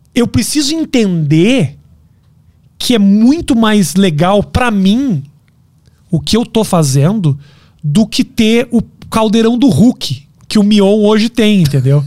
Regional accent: Brazil; moved away; eu sou, sou do Brasil, sou comediante, eu me apresentei aqui.

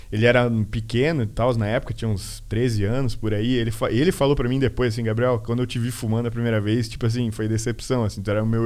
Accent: Peru; E meu apelido era Peru, porque eu sou peruano.

